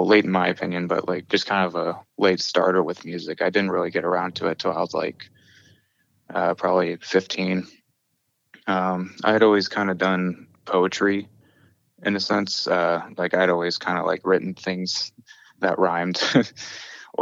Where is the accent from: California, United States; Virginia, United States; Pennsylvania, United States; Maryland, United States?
Virginia, United States; King George County; now in Monterey, United States; I grew up in Virginia and specifically King George County